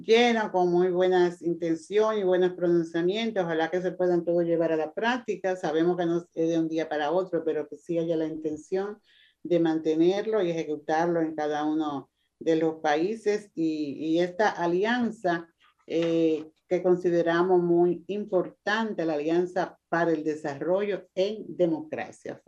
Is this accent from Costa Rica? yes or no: yes; Costa Rica; nuestro presidente, el presidente de Costa Rica